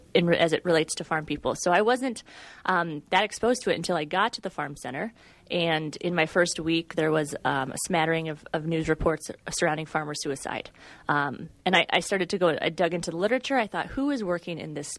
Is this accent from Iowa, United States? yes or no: yes; Central Iowa, United States; moved away; I'm originally from Central Iowa. I'm from a corn and soybean farm there